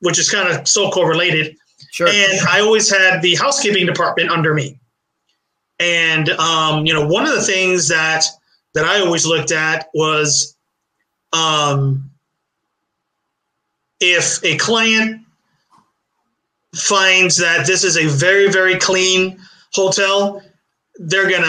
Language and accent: English; Puerto Rico; moved away as an adult; also born or lived in Brooklyn, New York, United States; now in Florida, United States; I was born in New York City. Like I said, then we moved to, Puerto Rico for a couple of years. And then I came to Florida.